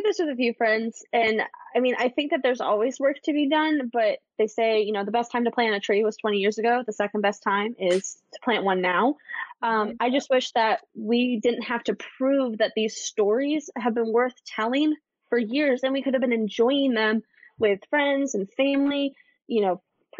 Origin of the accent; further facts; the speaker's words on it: Midwest, United States; I grew up in the Midwest. I grew up in a town where there was 5,000 people.